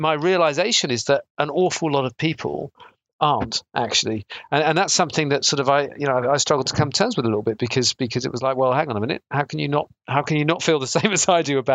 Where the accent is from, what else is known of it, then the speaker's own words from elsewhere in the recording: South Devon, South West England, United Kingdom; I grew up in South Devon